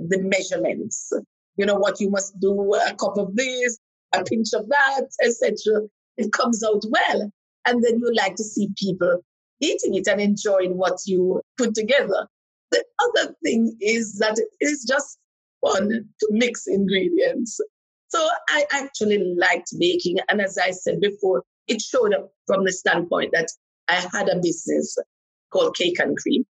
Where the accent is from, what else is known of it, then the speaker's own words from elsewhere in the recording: Jamaica; I actually just love everything about being Jamaican